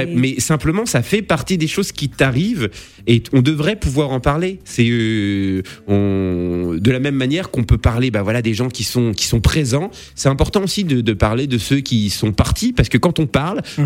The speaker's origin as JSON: {"language": "French", "area": "Lorraine", "region": "Grand Est", "country": "France", "tie": "born or raised there", "said": "j'ai grandi en Lorraine"}